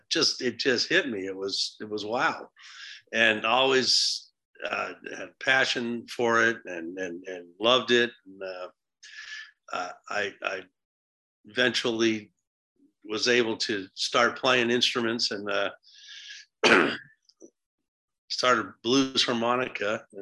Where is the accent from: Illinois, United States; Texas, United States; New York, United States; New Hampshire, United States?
New Hampshire, United States; In a little town in New Hampshire.